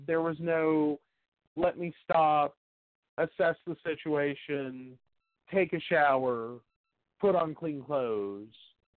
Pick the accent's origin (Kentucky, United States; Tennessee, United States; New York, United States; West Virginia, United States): West Virginia, United States; Princeton; born or raised there; also born or lived in North Carolina; now in Oak Hill, United States